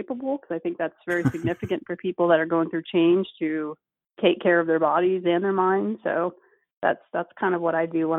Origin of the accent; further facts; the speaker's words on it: Dallas, Texas, United States; moved away as an adult; also born or lived in California; So I was born and raised in Texas, even though I've moved a lot and a lot of people know me from being in California. I'm actually from the Dallas area.